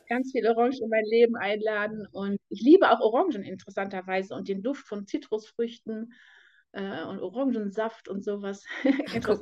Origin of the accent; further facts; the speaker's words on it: Detmold, North Rhine-Westphalia, Germany; ich komme aus Detmold. Im Moment bin ich noch